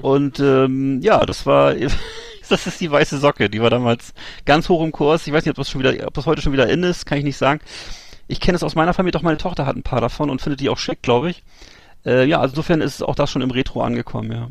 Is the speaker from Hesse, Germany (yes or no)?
no; Bremerhaven, Bremen, Germany; bei uns in Bremerhaven